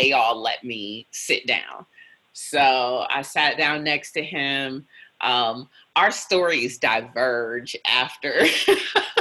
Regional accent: Cleveland, Ohio, United States; moved away; I'm originally from Cleveland

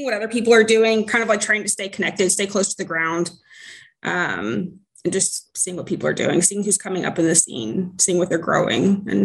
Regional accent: Houston, Texas, United States; growing up in Houston

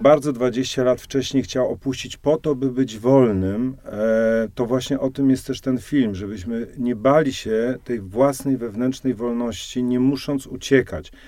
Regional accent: Silesian Voivodeship, Poland; now in Warsaw, Poland; Ja jestem krawcem ze Śląska

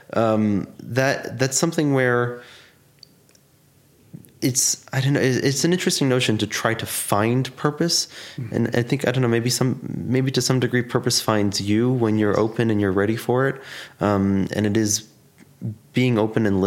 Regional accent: New York City, New York, United States; I grew up, born and raised in Staten Island

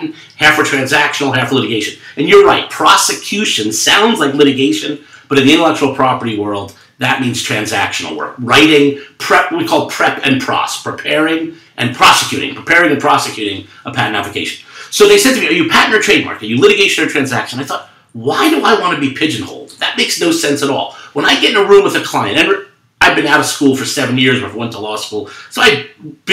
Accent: New York, United States; a Jewish kid growing up in New York

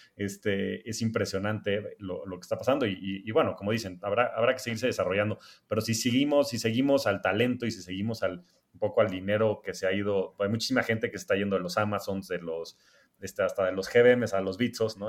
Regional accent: Mexico

